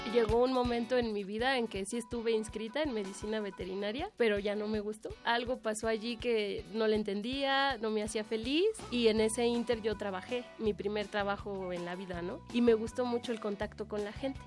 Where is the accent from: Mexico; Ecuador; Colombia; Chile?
Mexico; Mexico City; Nací en la Ciudad de México el 7 de julio de 1987.